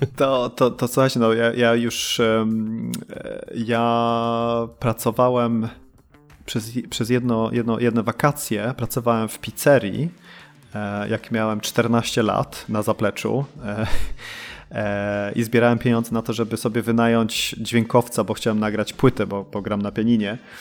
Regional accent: Sweden; moved away as an adult; now in Poland; ja się urodziłem w Polsce, to 83 e, i my w 85 wyprowadziliśmy się do Szwecji, tam dorastałem.

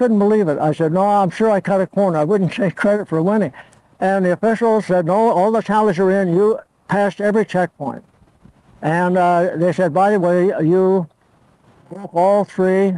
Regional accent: Torrance, California, United States; first language Italian; English is a second language; also born or lived in Olean, New York; I was born January 26, 1917 in Olean, New York. I moved to California for my health. I had pneumonia. And so ever since I was 2 years old, I lived in Torrance, California

